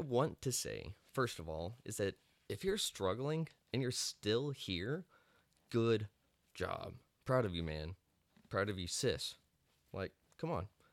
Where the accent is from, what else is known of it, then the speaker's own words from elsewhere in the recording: Amarillo, Texas, United States; moved away as an adult; also born or lived in South Dallas; I'm actually from Amarillo, Texas, a little panhandle boy